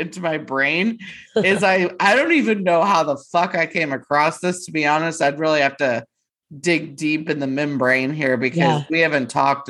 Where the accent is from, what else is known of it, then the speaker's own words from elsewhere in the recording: Texas, United States; we're from a stupid small town that nobody, a lot of people have never heard of.